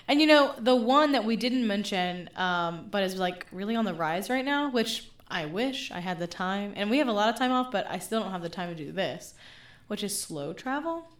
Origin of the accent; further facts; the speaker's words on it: Memphis, Tennessee, United States; moved away; my hometown of Memphis